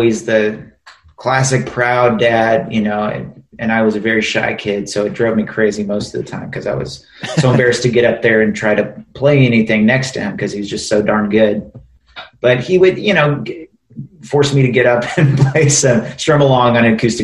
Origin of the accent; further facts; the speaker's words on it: Nashville, Tennessee, United States; also born or lived in St. Louis, Missouri; I was born in St. Louis, Missouri, but at this point, I consider myself pretty much a Nashvillian because I've been here since I was 9 years old